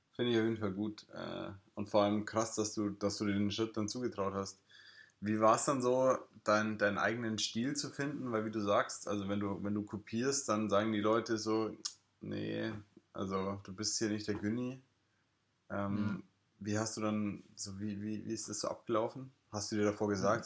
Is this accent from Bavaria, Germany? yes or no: yes; Ingolstadt, Bavaria, Germany; now in Lisbon, Portugal; woher kommst du? Und dann sage ich ja Ingolstadt